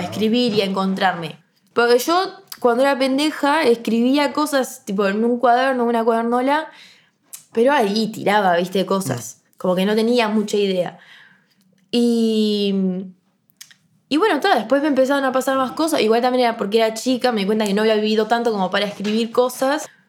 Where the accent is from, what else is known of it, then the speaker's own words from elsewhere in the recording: Montevideo, Uruguay; yo soy del Prado. No puedo ir al liceo del Prado